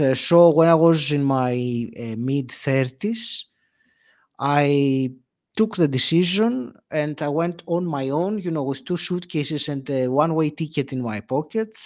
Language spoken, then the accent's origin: English; Greece; moved away as an adult; also born or lived in England; now in United Kingdom; I left Greece, my home country